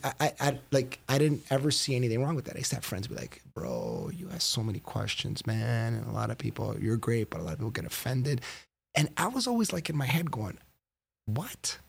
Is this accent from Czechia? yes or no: no; Woodbridge, Ontario, Canada; I grew up in Woodbridge